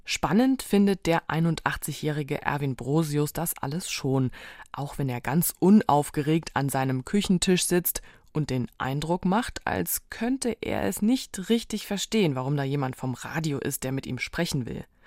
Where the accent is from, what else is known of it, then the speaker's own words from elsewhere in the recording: Saarland, Germany; als Saarländerin